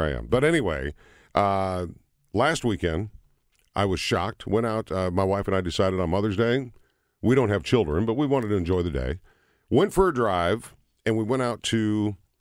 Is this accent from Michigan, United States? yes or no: no; Minnesota, United States; I grew up in Minnesota